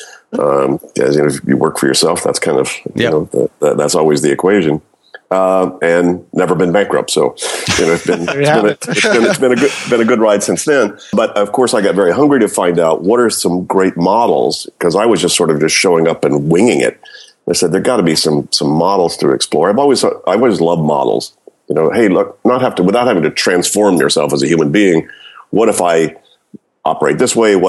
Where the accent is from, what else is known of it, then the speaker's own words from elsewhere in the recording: Louisiana, United States; moved away as an adult; also born or lived in Florida / Berkeley, California; I grew up in Louisiana, went to school in Florida, got into grad school in Berkeley